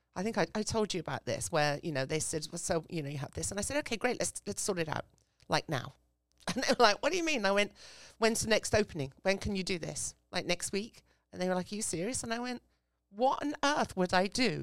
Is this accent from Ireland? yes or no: no; England, United Kingdom; now in United States; I grew up in England. So, um, as you can hear from my voice